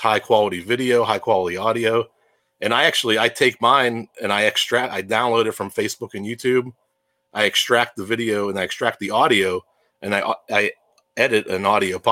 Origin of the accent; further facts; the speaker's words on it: Pittsburgh, Pennsylvania, United States; You can tell I'm from Pittsburgh. I can tell I'm saying hour.